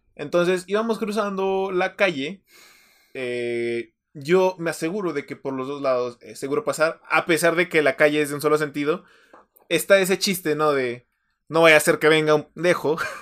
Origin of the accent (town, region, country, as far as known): Mexico